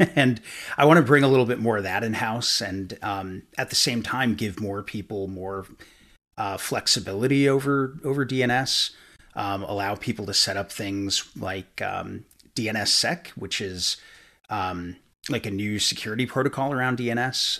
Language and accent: English; New York, United States; now in Kentucky, United States; I'm from New York originally, so I, I don't quite have the Kentucky accent